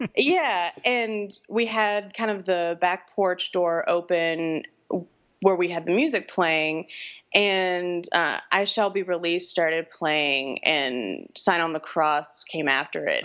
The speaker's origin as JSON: {"language": "English", "town": "New Orleans", "region": "Louisiana", "country": "United States", "moved": "yes", "lives_now": "Austin, United States", "said": "I'm from New Orleans originally, and we live in Austin, Texas now"}